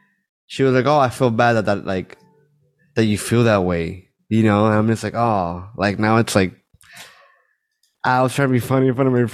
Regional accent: Miami, Florida, United States; I was born here. I know that I'm Cuban. I'm from Miami.

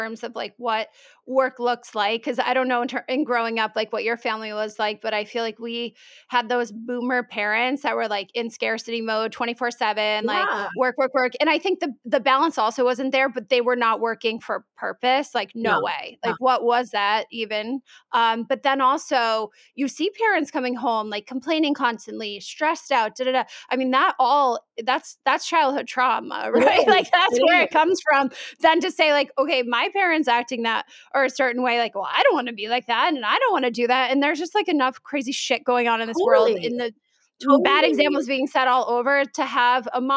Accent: upstate New York, United States; now in Boston, United States; I'm from upstate New York, but I've been in Boston for like 20 years.

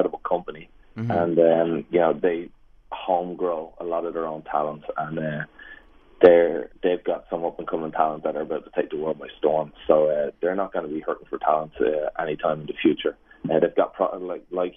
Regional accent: Ireland; moved away; my mom at home in Ireland

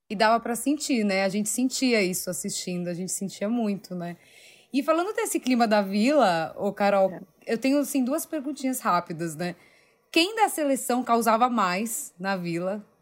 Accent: São Paulo, Brazil; Eu sou paulista

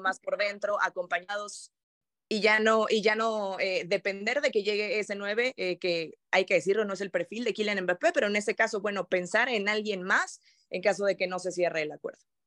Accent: Mexico; tres mexicanas en Jatra

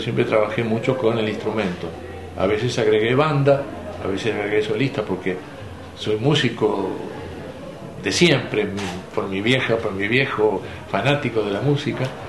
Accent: Montevideo, Uruguay; Alfredo y yo somos los dos montevideanos

